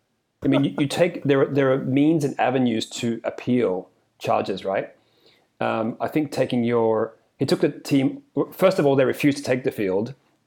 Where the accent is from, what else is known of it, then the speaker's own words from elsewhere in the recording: Australia; Being an Australian.